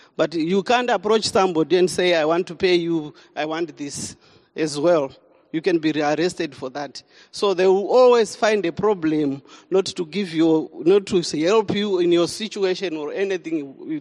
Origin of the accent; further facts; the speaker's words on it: Zimbabwe; moved away as an adult; now in South Africa; I'm from Zimbabwe and I came to South Africa in 2007